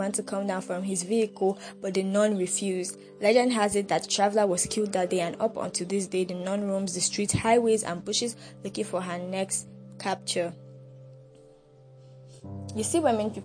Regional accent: Nigeria; I appreciate being a Nigerian. I'm glad to be a Nigerian

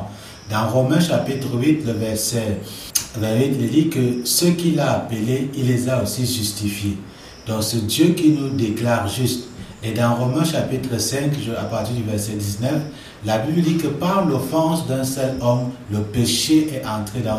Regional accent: Cameroon; fondateur de l'Institut public Réma. Je suis camerounais

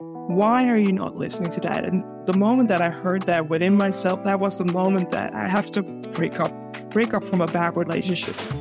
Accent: Amsterdam, North Holland, Netherlands; born and raised in Amsterdam, the Netherlands.

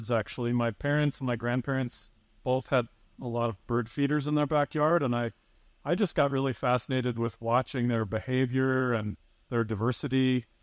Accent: Michigan, United States; I also had some really great mentors in in bird clubs as I was growing up in Michigan

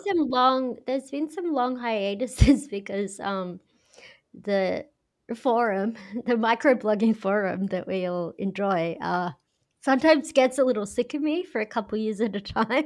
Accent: Australia; accent: Australian; I'm blatantly Australian.

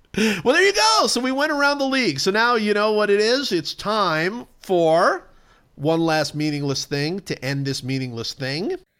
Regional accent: Cleveland, Ohio, United States; I grew up in Cleveland

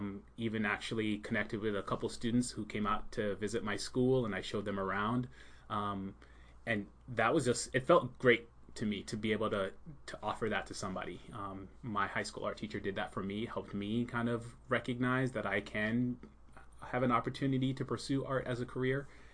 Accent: Long Island, New York, United States; also born or lived in Jamaica; And I grew up in New York, Long Island, New York. Notice I don't have a Long Island accent. I don't say Long Island.

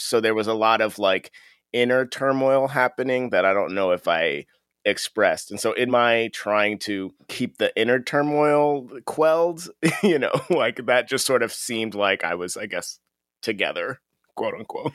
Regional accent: Akron, Ohio, United States; I'm from Akron, which is the northeast area

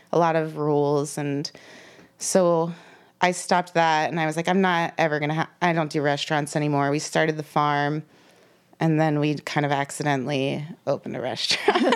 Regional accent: Lancaster County, Pennsylvania, United States; born or raised there; also born or lived in Philadelphia area, Pennsylvania; now in Pittsburgh, United States

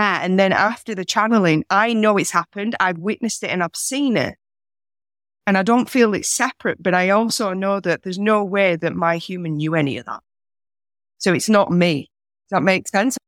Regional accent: north of England, Yorkshire and the Humber, United Kingdom; moved away as an adult; now in Australia; I'm from England originally. I'm from the north, a place where Yorkshire pudding was invented.

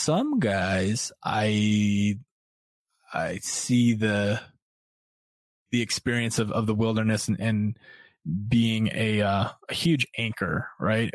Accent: North Dakota, United States; moved away; also born or lived in Brooklyn, New York; I grew up in North Dakota

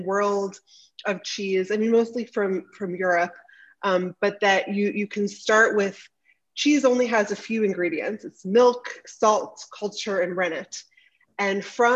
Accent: Baltimore, Maryland, United States; I grew up in Baltimore, Maryland

